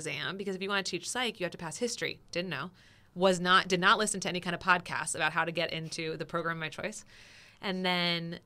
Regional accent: New Jersey, United States; now in Florida, United States; I'm originally from New Jersey

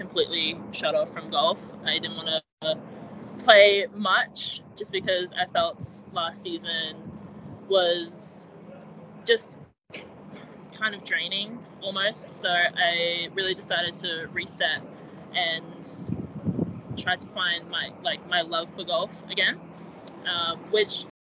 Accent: Brisbane, Queensland, Australia; moved away as an adult; I'm from Brisbane

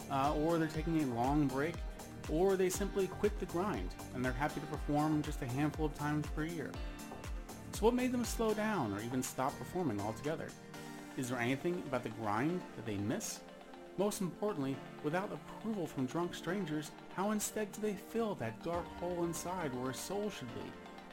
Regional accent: United States; now in Sweden; I am an American living in Sweden since 2006

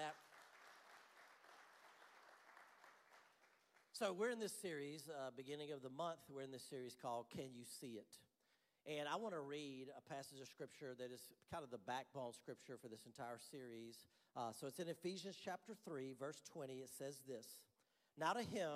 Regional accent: Louisiana, United States; moved away; also born or lived in North Carolina; I grew up in Louisiana, so I'm from the deep south. We moved to North Carolina, and though it was north, it's still the south.

